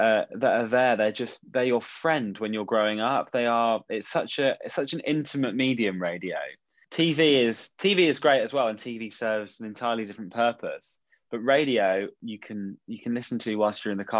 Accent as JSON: {"language": "English", "area": "Somerset", "region": "South West England", "country": "United Kingdom", "tie": "born or raised there", "said": "I grew up in Somerset"}